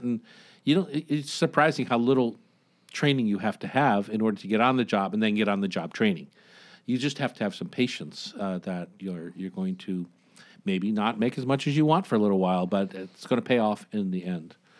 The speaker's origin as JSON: {"language": "English", "region": "Delaware", "country": "United States", "tie": "born or raised there", "also_born_or_lived": "Washington", "moved": "yes", "said": "my home state of Del-, Delaware"}